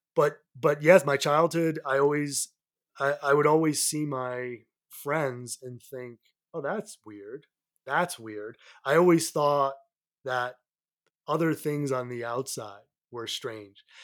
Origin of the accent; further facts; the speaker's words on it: south of Boston, Massachusetts, United States; moved away as an adult; also born or lived in New York City; now in Colorado, United States; I grew up about forty-five, minutes, uh, south of Boston, uh, on the Atlantic Ocean side